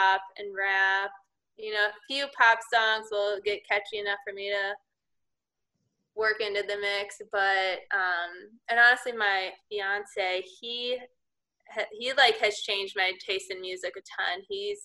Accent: Chicago Northwest suburbs, Illinois, United States; moved away as an adult; also born or lived in Connecticut; growing up, always the Cubs. I'm from the Northwest suburbs

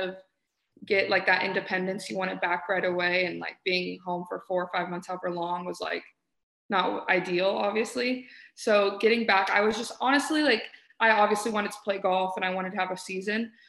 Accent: Houston, Texas, United States; moved away as an adult; now in Arizona, United States; I'm from Houston

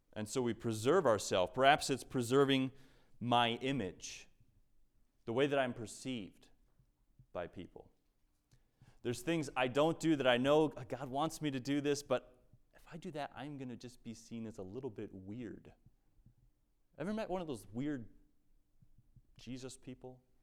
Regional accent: United States; we as American Christians

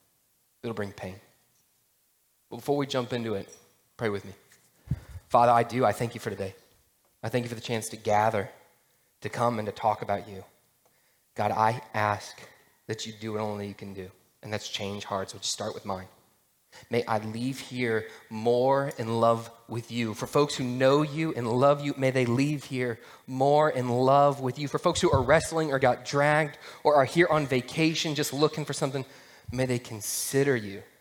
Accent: Atlanta, Georgia, United States; I grew up in Atlanta in this kind of suburban town

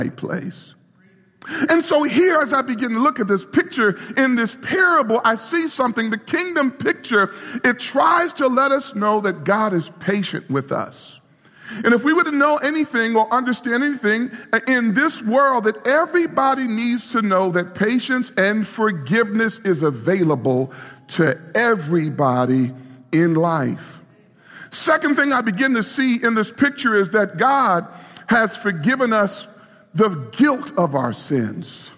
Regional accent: New York City, New York, United States; moved away; I grew up in New York City, and all my life, and so we've been here for our ministry, we've been here. But I grew up in New York City

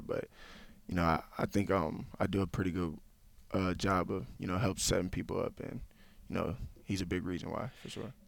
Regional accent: Tampa, Florida, United States; moved away as an adult; I grew up in Tampa, Florida

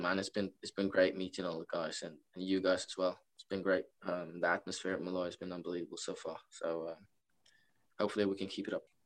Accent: Norway; moved away as an adult; now in Rockville Centre, United States; I'm from Norway, so uh, came quite a far way.

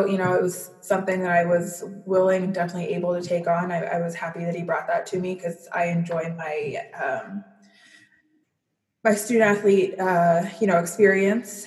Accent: San Diego, California, United States; moved away as an adult; now in New York, United States; I was born and raised in San Diego

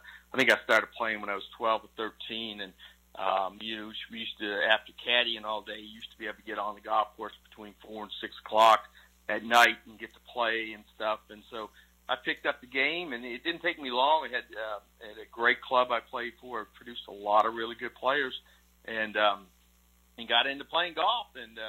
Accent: Canada; I started playing hockey when I was 4 years old, and it was just something you did in Canada.

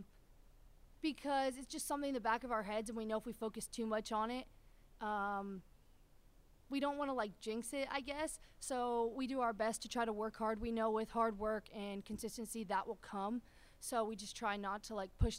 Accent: Ohio, United States; moved away; I'm from Ohio

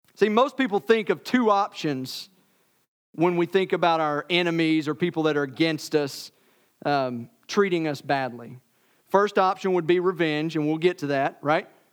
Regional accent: Tennessee, United States; I'm from Tennessee.

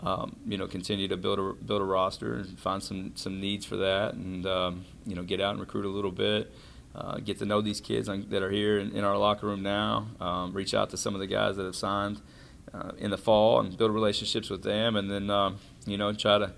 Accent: Kentucky, United States; So I'm from Kentucky.

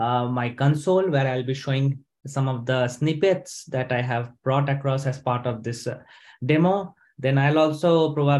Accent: India; moved away as an adult; also born or lived in Sweden; now in Stockholm, Sweden; I am basically from India, but I have been living in Sweden for the last 5 years

